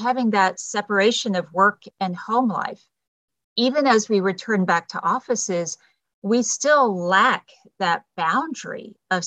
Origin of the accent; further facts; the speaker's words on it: Texas, United States; moved away as an adult; also born or lived in California; I'm native Texan